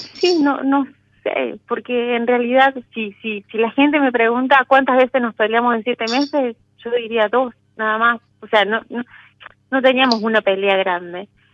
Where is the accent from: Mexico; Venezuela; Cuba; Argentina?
Argentina; Río Cuarto, Córdoba; moved away as an adult; now in Córdoba, Argentina; Yo nací en Río Cuarto, pero hace unos años me vine a Córdoba Capital